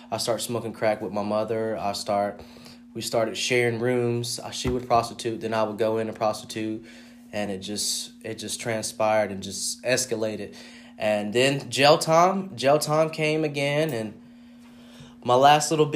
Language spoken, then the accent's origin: English; Fayetteville, North Carolina, United States; I'm from Fayetteville, North Carolina.